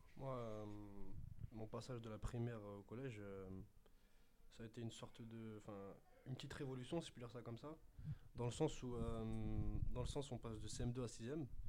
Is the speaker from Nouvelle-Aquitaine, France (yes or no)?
no; Sarcelles, Île-de-France, France; je viens de Sarcelles